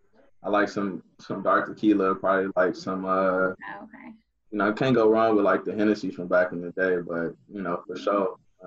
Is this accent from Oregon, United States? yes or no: no; Inkster, Michigan, United States; So my hometown, Inkster, Michigan